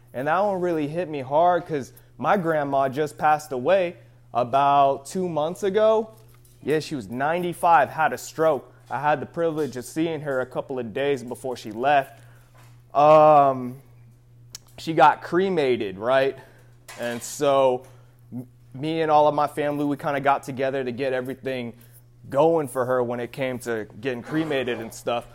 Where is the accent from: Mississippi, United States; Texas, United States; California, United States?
California, United States; the Bay Area; We're all from the Bay Area